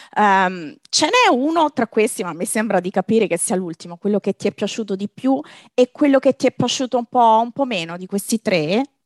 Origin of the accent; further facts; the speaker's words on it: Lazio, Italy; nella mia terra, nel mio Lazio